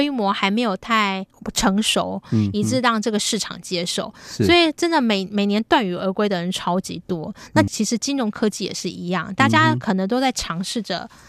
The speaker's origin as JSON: {"language": "Chinese", "country": "Taiwan", "said": "身份跟我们台湾人比较不一样的"}